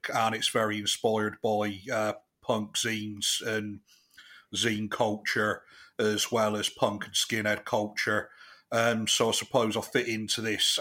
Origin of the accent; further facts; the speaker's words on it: Chippenham, South West England, United Kingdom; I'm from Chippenham, which is in the southwest of England